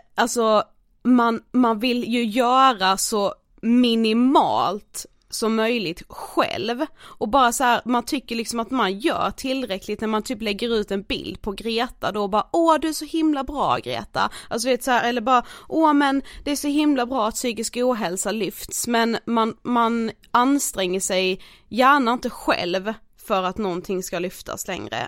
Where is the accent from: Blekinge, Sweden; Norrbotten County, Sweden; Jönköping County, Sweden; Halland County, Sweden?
Blekinge, Sweden; Karlshamn; moved away; jag har varit eh, hemma i Karlshamn